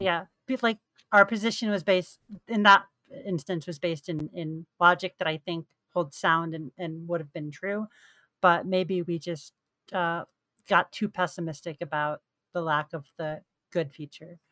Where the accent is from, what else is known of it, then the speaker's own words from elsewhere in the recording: New York, United States; So I'm from New York.